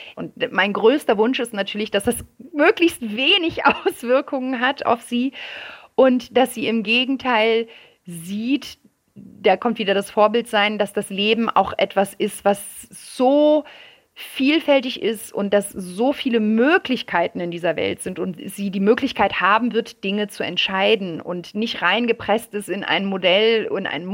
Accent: France; now in Germany; ich bin in Frankreich aufgewachsen

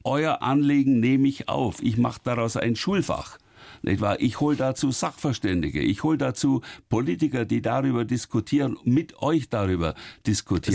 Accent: Oberrohr, Bavaria, Germany; so gerne ich in Oberrohr bin und so sehr ich an meiner Heimat hänge, an den Bauernhof, in dem ich zur Welt gekommen bin

